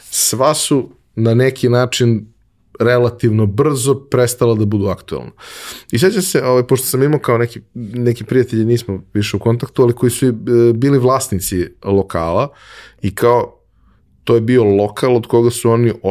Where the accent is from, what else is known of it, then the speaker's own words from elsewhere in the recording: Belgrade, Serbia; odrastao sam u Beogradu